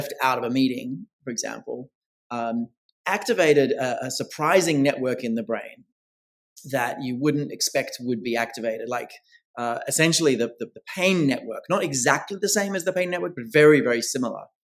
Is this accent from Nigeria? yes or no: no; Australia; now in New York City, United States; I'm originally Australian, born and bred there, based now full-time in New York City